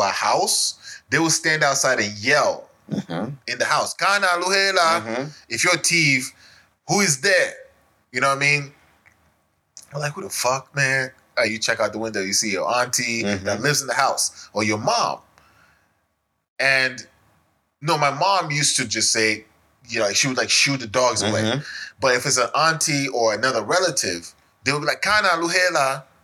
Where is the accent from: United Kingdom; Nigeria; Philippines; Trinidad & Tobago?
Nigeria; moved away; as a Nigerian